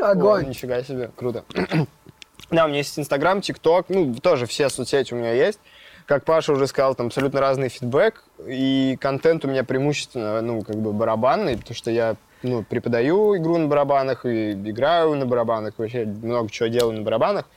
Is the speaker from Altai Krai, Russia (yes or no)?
yes; Gorno-Altaysk, Altai Krai, Russia; moved away; я родился в Горно-Алтайске и э, начал там тоже увлекаться музыкой